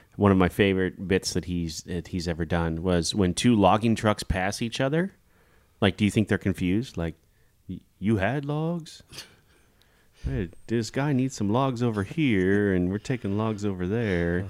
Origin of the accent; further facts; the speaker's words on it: Kansas, United States; growing up in Kansas